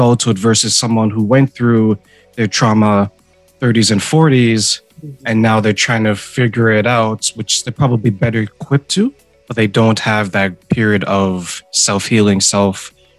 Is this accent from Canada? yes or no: yes; Ontario, Canada; also born or lived in Montreal, Quebec, Canada; I was born in Montreal, Quebec, Canada, and then we were reunited in Ontario